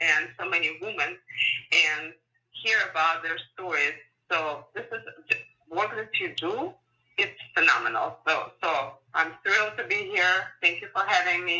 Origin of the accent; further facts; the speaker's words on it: Ukraine; English is a second language; moved away as an adult; also born or lived in San Francisco, United States; now in United States; I'm born and raised in Ukraine and went to high school there